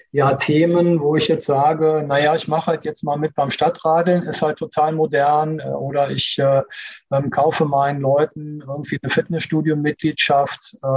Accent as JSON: {"language": "German", "town": "Cologne", "region": "North Rhine-Westphalia", "country": "Germany", "said": "Und also ich komme aus Köln, alles, was du zweimal machst, ist eh schon Tradition."}